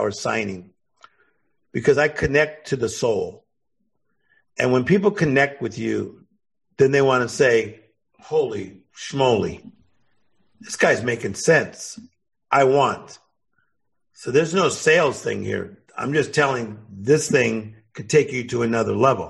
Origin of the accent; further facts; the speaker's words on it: Compton, California, United States; I'm from Compton.